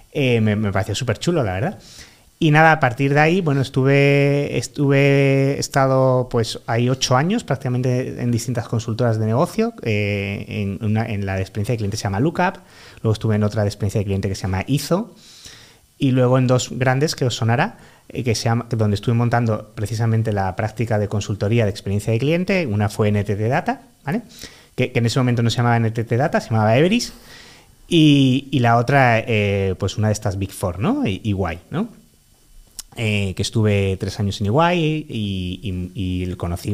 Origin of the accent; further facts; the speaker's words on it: Málaga, Andalusia, Spain; now in Madrid, Spain; yo soy un chico malagueño de 35 años